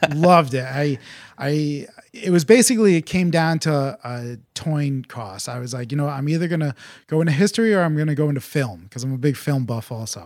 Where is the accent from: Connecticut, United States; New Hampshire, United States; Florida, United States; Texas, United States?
Connecticut, United States; Farmington; also born or lived in Tegucigalpa, Honduras; So I am a Connecticut native. I grew up in Farmington